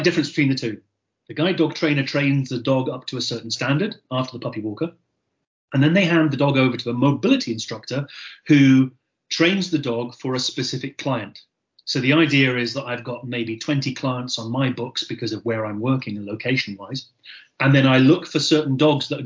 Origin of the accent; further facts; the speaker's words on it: Gairloch, Scotland, United Kingdom; accent: Scottish; also born or lived in Surrey; Scotland, obviously, by my accent. I was actually born in Surrey. I lived in Surrey until I was three, and then my family moved up to the northwest coast of Scotland